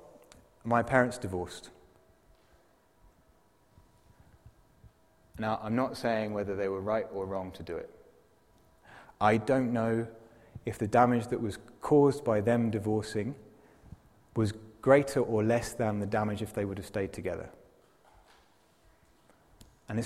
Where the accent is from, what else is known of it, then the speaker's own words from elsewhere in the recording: England, United Kingdom; now in Zurich, Switzerland; I'm English and I can't speak English properly